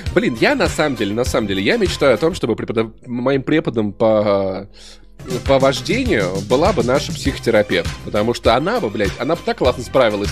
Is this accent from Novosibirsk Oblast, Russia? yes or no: no; Voronezh, Voronezh Oblast, Russia; moved away; also born or lived in Sokolniki, Moscow; я просто пацан из Воронежа, ну жил вот в школе, учился так себе